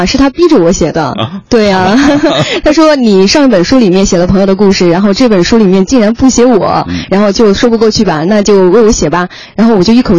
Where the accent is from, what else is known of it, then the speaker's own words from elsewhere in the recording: Hefei, Anhui, China; 肥，对我的老家，